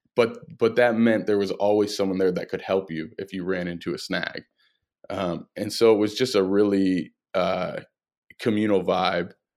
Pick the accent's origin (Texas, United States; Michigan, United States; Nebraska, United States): Michigan, United States; Flint; I grew up in Flint, Michigan